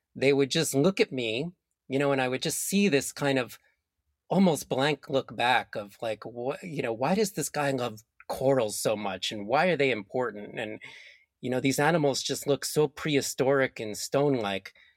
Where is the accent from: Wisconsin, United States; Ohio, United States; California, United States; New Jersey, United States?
New Jersey, United States; I grew up in New Jersey in the US, and the river that flowed through my town was called the Passaic River